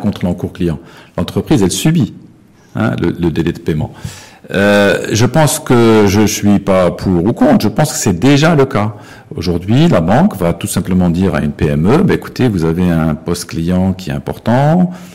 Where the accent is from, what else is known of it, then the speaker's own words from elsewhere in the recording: Morocco; on est marocain